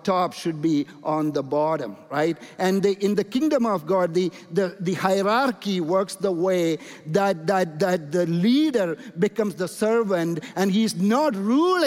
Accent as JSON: {"language": "English", "country": "India", "said": "And I'm coming from India"}